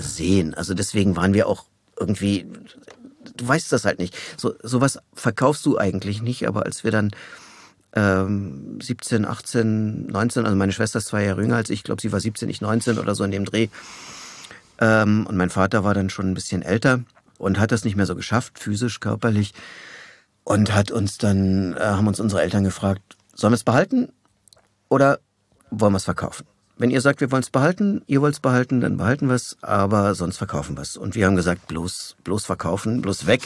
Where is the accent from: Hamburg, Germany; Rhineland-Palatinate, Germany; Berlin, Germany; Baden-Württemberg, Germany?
Berlin, Germany; also born or lived in Tegernsee, Bavaria; ich bin in Berlin aufgewachsen